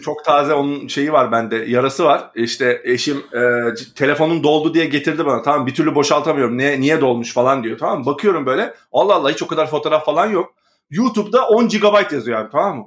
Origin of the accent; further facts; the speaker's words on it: Istanbul, Turkey; also born or lived in Küçükyalı, Istanbul; Bakırköy'lüyüz de ben sonuçta şey deyim, e, altı senedir falan Küçük Yalı'da oturuyorum